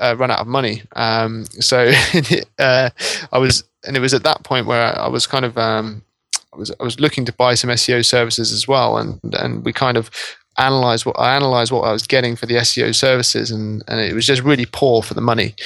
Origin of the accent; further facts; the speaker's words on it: Norwich, East of England, United Kingdom; I'm actually from Norwich in East Anglia